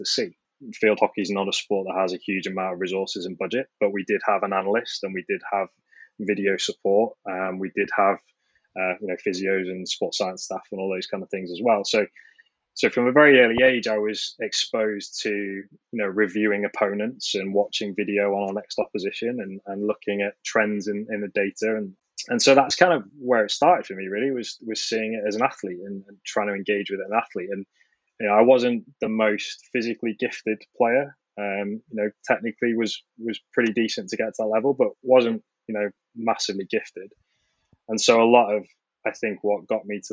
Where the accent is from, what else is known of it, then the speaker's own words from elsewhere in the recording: Manchester, North West England, United Kingdom; Growing up in Manchester, huge Manchester United fan